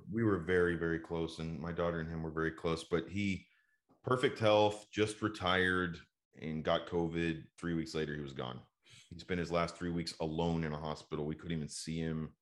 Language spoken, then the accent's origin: English; Dallas, Texas, United States; also born or lived in Houston; Dallas is just kind of like you know where my family has been and where I've grown up.